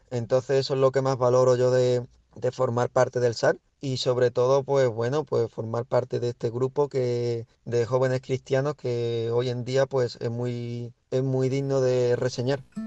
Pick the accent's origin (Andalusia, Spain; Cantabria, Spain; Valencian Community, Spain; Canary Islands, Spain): Andalusia, Spain; Huelva; moved away as an adult; now in Cáceres, Spain; soy de Huelva. Desde hace cinco años estoy estudiando en la ciudad de Cáceres